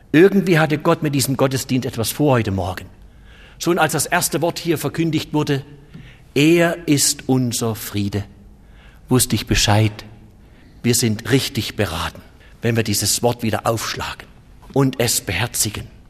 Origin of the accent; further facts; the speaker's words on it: Germany; bei uns in Deutschland